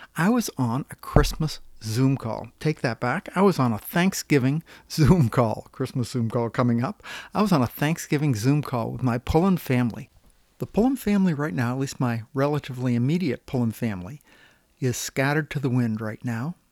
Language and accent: English; Maine, United States; moved away as an adult; now in Washington, United States; I grew up in Maine and moved to Washington after I got out of the military.